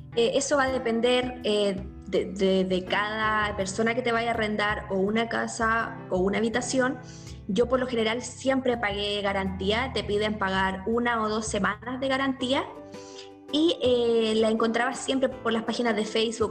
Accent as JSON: {"language": "Spanish", "country": "Chile", "moved": "as an adult", "lives_now": "New Zealand", "said": "como chileno y como latino"}